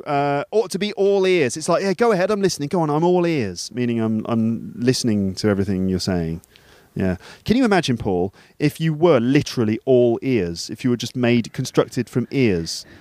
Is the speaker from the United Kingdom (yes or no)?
yes; England, United Kingdom; we're two English guys